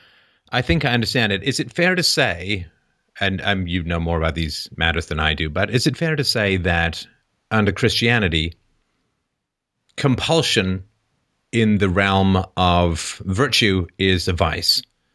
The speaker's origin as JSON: {"language": "English", "region": "England", "country": "United Kingdom", "tie": "born or raised there", "said": "the way I was raised in England was, how would you like it if, right?"}